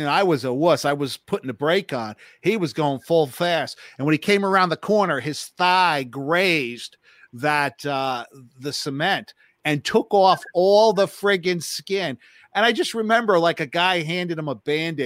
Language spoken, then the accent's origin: English; New Jersey, United States; I'm from New Jersey